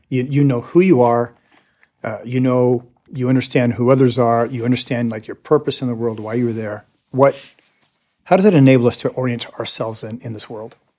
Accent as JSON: {"language": "English", "country": "United States", "also_born_or_lived": "Latin America", "said": "I am an American"}